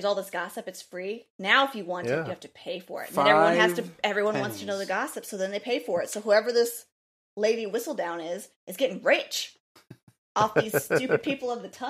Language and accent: English; United States; I'm American.